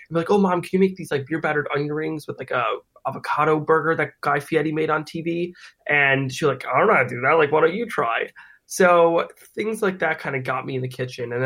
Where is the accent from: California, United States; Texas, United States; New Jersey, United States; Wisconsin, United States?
New Jersey, United States; I grew up in New Jersey, as you said, and I had a very normal childhood